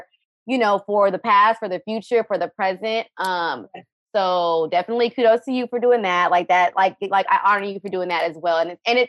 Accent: Kenya; moved away; I'm Kenyan as well.

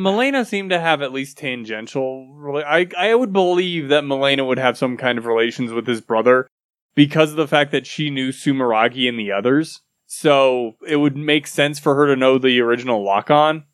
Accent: United States; I'm, I'm American

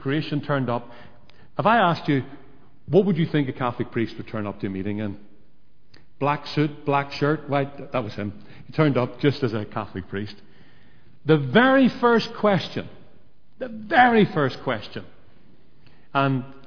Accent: Northern Ireland, United Kingdom; I came from Northern Ireland

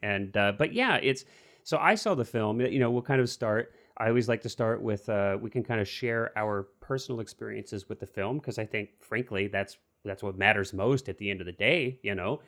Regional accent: Missouri, United States; growing up in Missouri

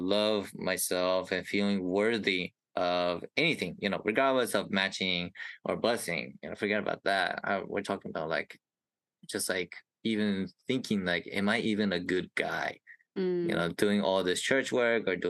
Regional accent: Indiana, United States; I am from Indiana, a cute little Midwest state in the U.S.

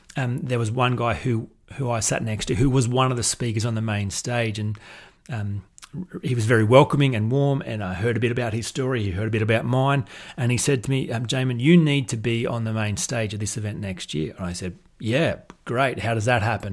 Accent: Australia; accent: Australian drawl; I was from Australia

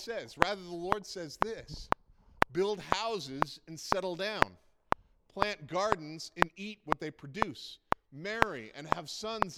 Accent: Prince Edward Island, Canada; now in Alberta, Canada; I am from Prince Edward Island. And when you're born on Prince Edward Island, you are always from Prince Edward Island.

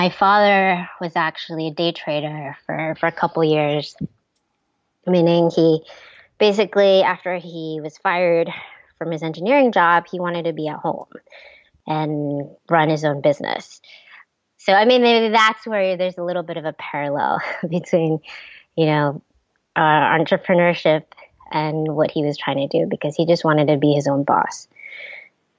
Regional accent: Ohio, United States; moved away as an adult; also born or lived in Taiwan; I grew up in Ohio

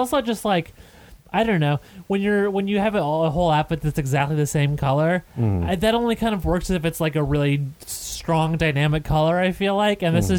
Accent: California, United States; I'm from Southern California.

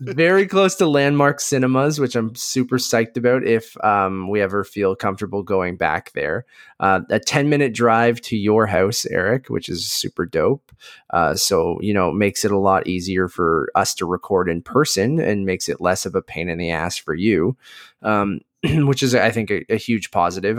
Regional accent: Oshawa, Ontario, Canada; also born or lived in Toronto; I grew up in Oshawa

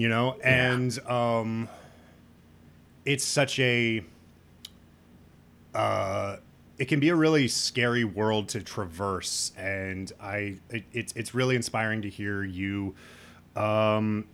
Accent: Midwest, United States; I'm from the Midwest

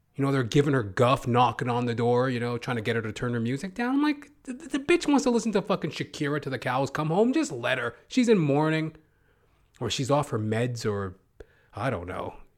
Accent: Canada; I am a Canadian

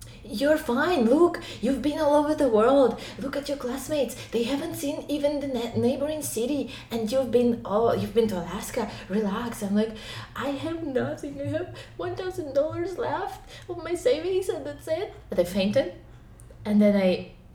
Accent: Ukraine; English is a second language; moved away as an adult; now in China; I'm from Ukraine

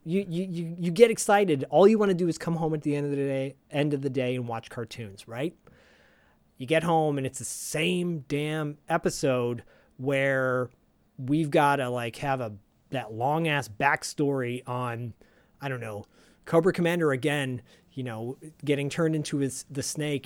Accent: Bay Area, California, United States; Diallo and I grew up in the Bay Area around the same time

